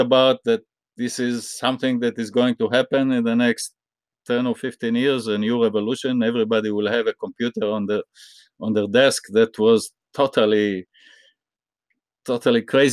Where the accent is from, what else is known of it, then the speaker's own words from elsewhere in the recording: Israel; I grew up in Israel